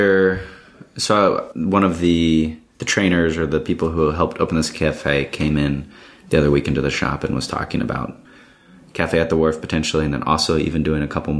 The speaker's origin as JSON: {"language": "English", "region": "Midwest", "country": "United States", "moved": "yes", "lives_now": "Washington, D.C., United States", "said": "I had to show that I was from the Midwest there."}